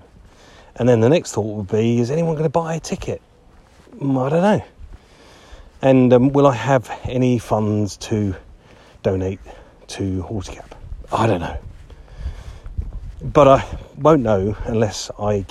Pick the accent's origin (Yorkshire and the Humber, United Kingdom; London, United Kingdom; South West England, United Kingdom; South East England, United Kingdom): Yorkshire and the Humber, United Kingdom; Harrogate; my hometown of Harrogate